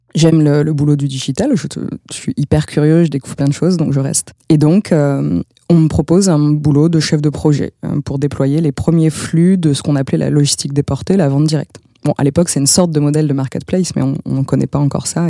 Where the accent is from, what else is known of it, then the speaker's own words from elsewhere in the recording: Bordeaux, Nouvelle-Aquitaine, France; je suis bordelaise